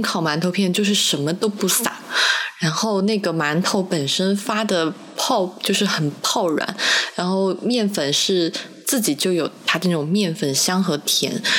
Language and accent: Chinese; Sichuan, China; moved away; 那家店烤肉，反正在我家乡那边可能开了二十年吧